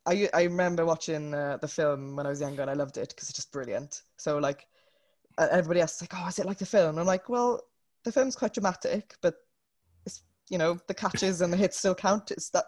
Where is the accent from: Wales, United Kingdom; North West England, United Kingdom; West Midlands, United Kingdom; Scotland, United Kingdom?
Wales, United Kingdom; I'm from Wales, which is a country in the United Kingdom.